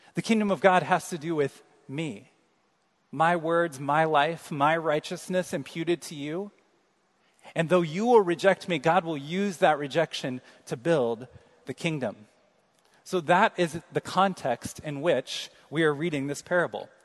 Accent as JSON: {"language": "English", "town": "Kansas City", "region": "Missouri", "country": "United States", "moved": "yes", "said": "I'm from Kansas City"}